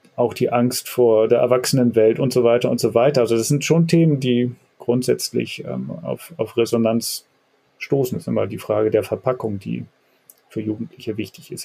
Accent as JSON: {"language": "German", "region": "Hamburg", "country": "Germany", "tie": "born or raised there", "said": "aus meiner Heimat hier in dem Stadtteil Jenfeld"}